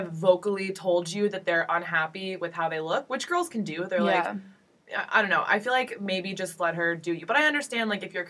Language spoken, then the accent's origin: English; Orlando, Florida, United States; I'm from Orlando